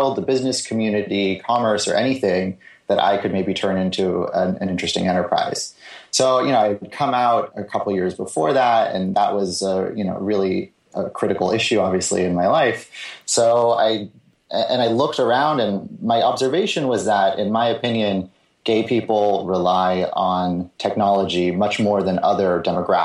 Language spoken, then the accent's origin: English; the Bay Area, California, United States; also born or lived in Los Angeles; now in San Francisco, United States; I grew up in the Bay Area